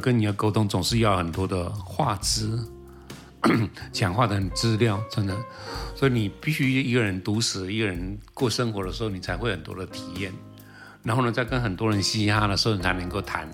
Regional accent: Taiwan; 我是台湾来的

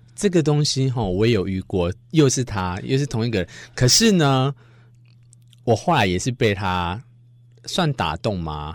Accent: Tainan, Taiwan; 台南就是嗯。我主场嘛，我常去，所以又我老家

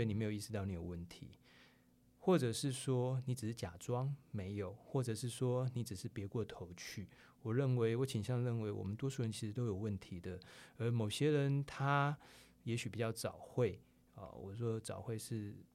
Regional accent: Taiwan; 我们台湾人

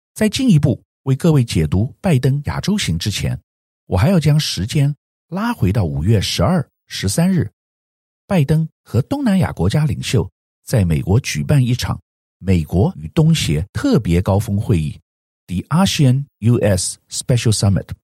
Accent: Taiwan; 作为台湾人

